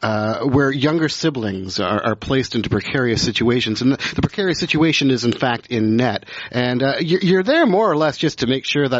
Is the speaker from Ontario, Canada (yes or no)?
yes; Markham, Ontario, Canada; also born or lived in Montreal; I grew up I was born in Montreal, but I grew up in southern Ontario, in Markham, just outside of Toronto.